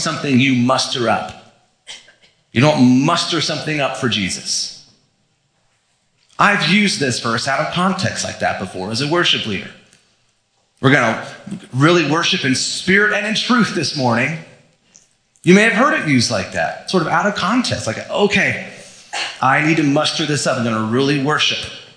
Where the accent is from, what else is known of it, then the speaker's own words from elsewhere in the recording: Florida, United States; I was growing up in Florida, we'd go to the beach sometimes